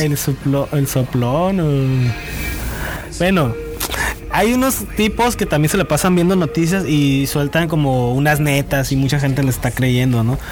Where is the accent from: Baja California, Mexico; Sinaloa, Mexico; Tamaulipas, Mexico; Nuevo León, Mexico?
Baja California, Mexico; como mexicanos, como baja californianos